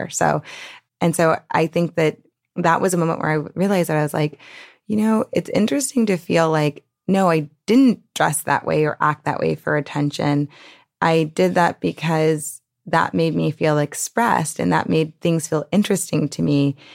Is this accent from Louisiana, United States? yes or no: yes; New Orleans, Louisiana, United States; because I grew up in the French Quarter